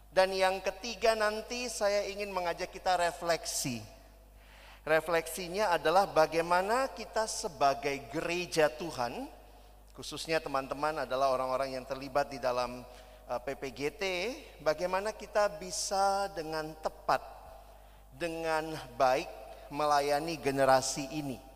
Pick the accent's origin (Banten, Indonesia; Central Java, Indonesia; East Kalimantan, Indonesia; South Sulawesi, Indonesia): South Sulawesi, Indonesia; Makassar; also born or lived in Jakarta; Saya selesai pendidikan sampai SMA di Makassar. Saya lahir dan besar di Makassar sampai SMA, lalu saya kuliah ke Jakarta.